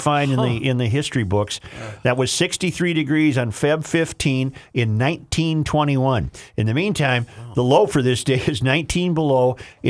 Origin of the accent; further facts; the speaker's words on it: United States; I grew up in the Twin Ports, and both Duluth and Superior are strongly Democrat